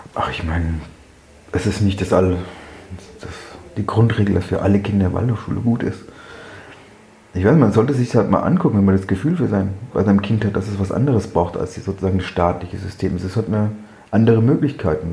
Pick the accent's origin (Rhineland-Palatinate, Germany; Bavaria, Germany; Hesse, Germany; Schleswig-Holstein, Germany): Bavaria, Germany; moved away as an adult; ich komme aus Bayern da war es schon mal ganz anders